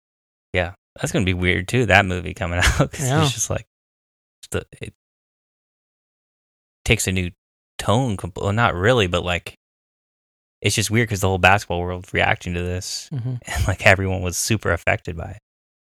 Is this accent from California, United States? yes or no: yes; California, United States; well, I'm like from Orange County.